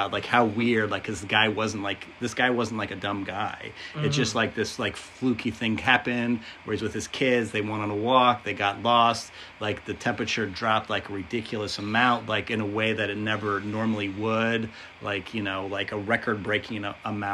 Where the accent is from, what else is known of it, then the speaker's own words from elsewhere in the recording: United States; as an American